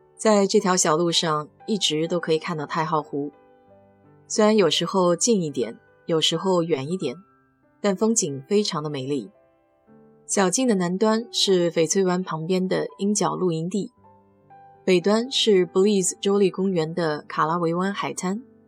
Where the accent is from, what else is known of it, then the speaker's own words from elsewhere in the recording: China; 我们中国人